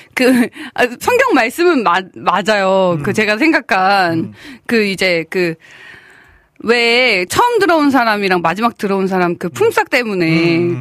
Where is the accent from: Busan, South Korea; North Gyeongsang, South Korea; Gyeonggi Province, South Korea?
Gyeonggi Province, South Korea; Bucheon; 저는 이제 부천 출신이거든요